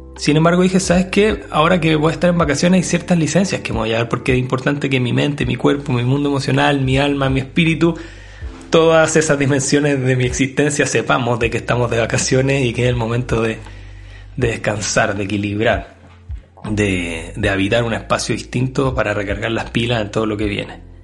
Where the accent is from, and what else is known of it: Chile